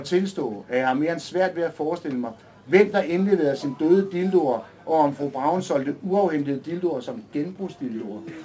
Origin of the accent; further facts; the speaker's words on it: Næstved, Zealand, Denmark; moved away as an adult; now in Copenhagen, Denmark; som I kan høre, så er jeg jo ikke fra København. Jeg kommer ned fra Næstved af